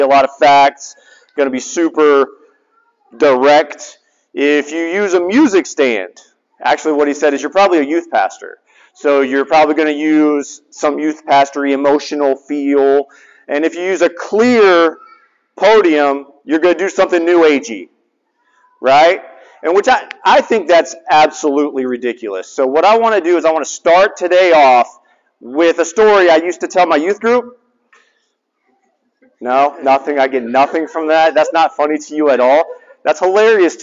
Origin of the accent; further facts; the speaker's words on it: the South, United States; now in Hawaii, United States; I'm from the South.